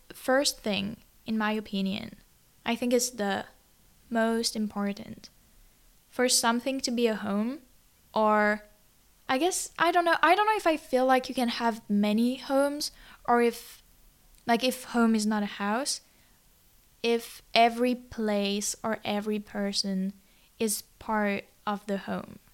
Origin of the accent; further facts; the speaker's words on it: Toulouse, Occitania, France; moved away; it was my home country or, like, m, my birth country would be more accurate